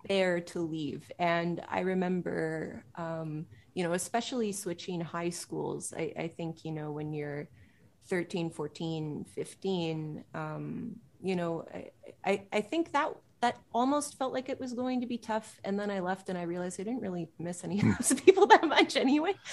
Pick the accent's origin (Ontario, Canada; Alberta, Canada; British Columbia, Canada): Ontario, Canada; Pickering; I grew up in Pickering, uh, east of Toronto.